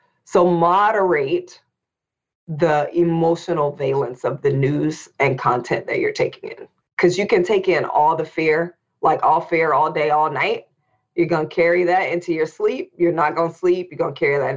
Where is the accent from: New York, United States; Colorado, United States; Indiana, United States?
Indiana, United States; Indianapolis; we were growing up in Indianapolis, Indiana